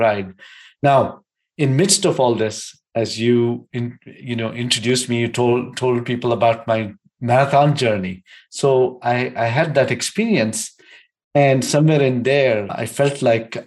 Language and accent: English; India; moved away as an adult; also born or lived in Bangalore / Michigan, United States / Denver, Colorado, United States; now in United States; I grew up in India, and just after college, I had the opportunity to come to the United States